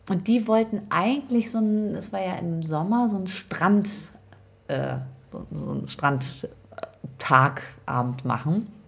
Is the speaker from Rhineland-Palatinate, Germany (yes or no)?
no; Lower Saxony, Germany; Bei uns in Ostfriesland